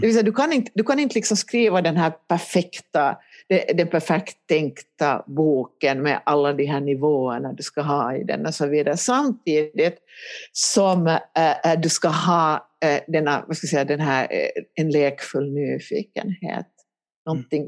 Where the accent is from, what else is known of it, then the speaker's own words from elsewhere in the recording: Helsinki, Uusimaa, Finland; moved away as an adult; now in Ekenäs, Finland; jag kommer ju från Helsingfors ursprungligen.